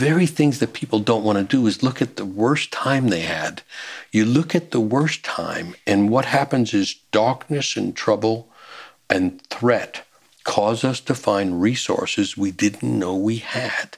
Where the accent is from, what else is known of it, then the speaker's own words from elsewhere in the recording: New York City, New York, United States; I'm growing up in New York City